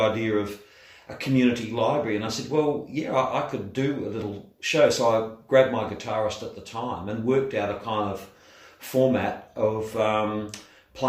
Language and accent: English; Perth, Western Australia, Australia; I was born and raised around Fremantle and Bicton, which is, for those who don't know Perth, it's a southern suburb right on the river, Bicton.